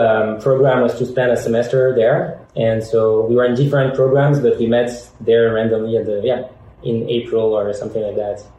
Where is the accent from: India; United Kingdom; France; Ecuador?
France; Paris, Île-de-France; English is a second language; moved away as an adult; now in United States; We are originally from Paris, as you can hear. We both have kind of the same background, growing up in France and coming to the US a few years ago.